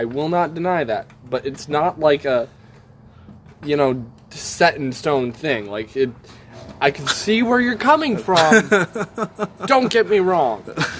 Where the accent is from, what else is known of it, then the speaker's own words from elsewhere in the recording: United States; we are American.